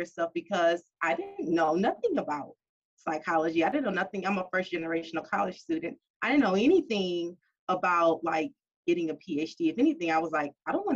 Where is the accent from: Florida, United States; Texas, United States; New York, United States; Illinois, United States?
Texas, United States; Beaumont; I am originally from Beaumont, and I'm very proud of where I'm from